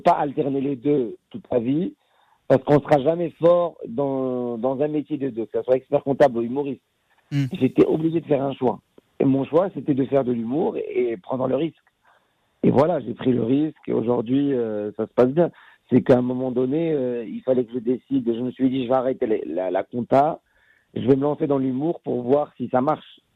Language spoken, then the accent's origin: French; Casablanca, Casablanca-Settat, Morocco; moved away as an adult; now in France; je suis un fils de Casablanca, j'ai grandi, je suis un enfant de Casablanca, j'ai grandi au Maroc.